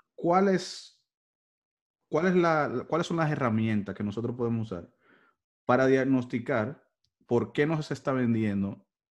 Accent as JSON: {"language": "Spanish", "country": "Dominican Republic", "said": "somos los dominicanos"}